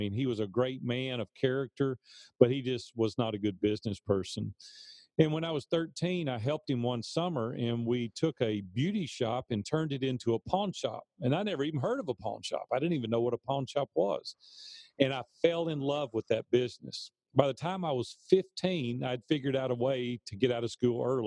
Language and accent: English; Nashville, Tennessee, United States; I'm from Nashville, Tennessee, and native Nashvillian